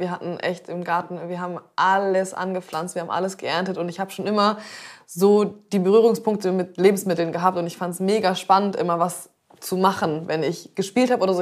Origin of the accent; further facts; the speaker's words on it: Zeven, Lower Saxony, Germany; also born or lived in Black Forest; now in Hamburg, Germany; Ich wurde da geboren und ich habe äh, aber nur zwei Jahre oder so da gewohnt. Und dann sind wir nach Zefen gezogen